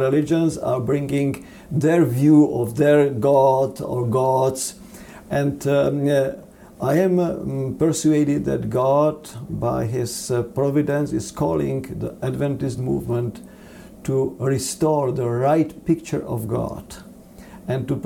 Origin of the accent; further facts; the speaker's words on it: Czechia; now in United States; I am European and I consider myself like a world citizen, even though I was born in the Czech Republic